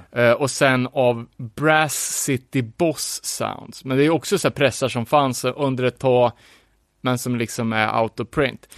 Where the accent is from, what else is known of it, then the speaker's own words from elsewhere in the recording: Sweden; som svensk